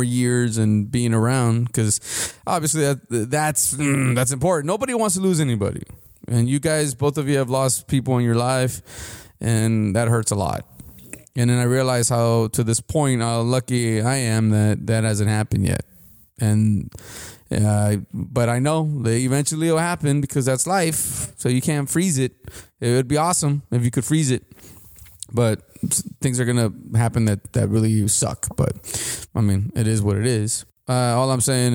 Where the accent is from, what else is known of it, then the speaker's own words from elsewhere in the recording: United States; I was born in the United States